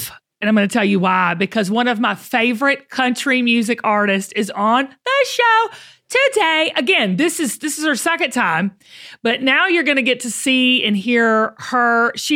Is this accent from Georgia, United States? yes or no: yes; Georgia, United States; we're both Georgia peaches. You know, we're both from the South. We're both from Georgia.